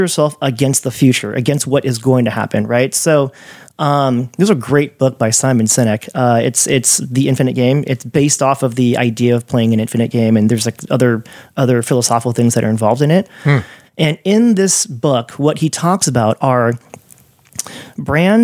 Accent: California, United States; moved away; also born or lived in New York; growing up in California and going to New York

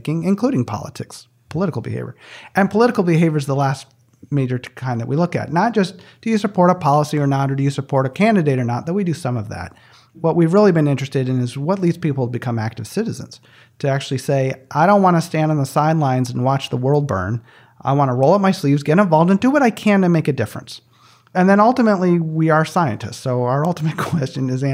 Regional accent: just south of East Lansing, Michigan, United States; I grew up right in the middle of my palm, just south of East Lansing, Michigan. I grew up on a 79-acre farm

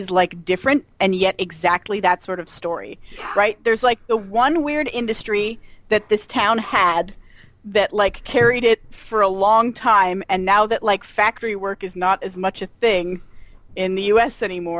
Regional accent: Pennsylvania, United States; moved away; having grown up in like a rural town in Pennsylvania

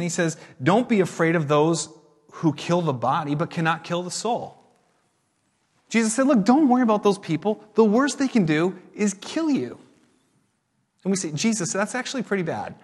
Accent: United States; we as American Christians

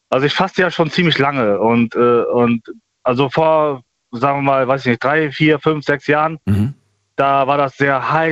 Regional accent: Germany; also ich bin ja Deutscher, mhm. äh, das kann man auch auf deutsche Sprache

